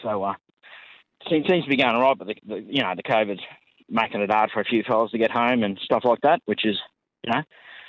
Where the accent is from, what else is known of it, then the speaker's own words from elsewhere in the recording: Brisbane, Queensland, Australia; I'm out of Brisbane, yeah. I'm north of Brisbane. That's home for me.